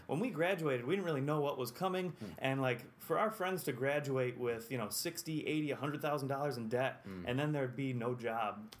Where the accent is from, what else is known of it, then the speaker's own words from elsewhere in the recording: Whitesboro, New York, United States; also born or lived in Utica, New York; I grew up in Whitesboro